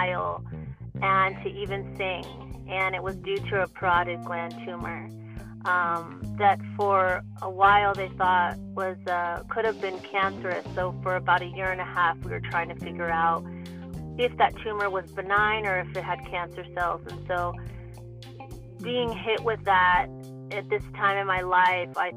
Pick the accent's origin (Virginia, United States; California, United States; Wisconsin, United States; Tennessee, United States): California, United States; Los Angeles; also born or lived in Bay Area; growing up here in Los Angeles. I'm originally from the Bay Area